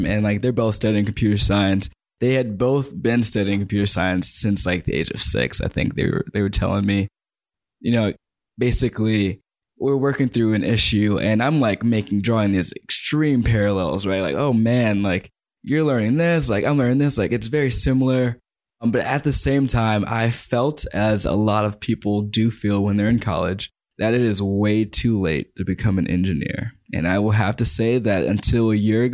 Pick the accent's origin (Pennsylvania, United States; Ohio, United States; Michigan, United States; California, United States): California, United States; Southern; I grew up in Southern California.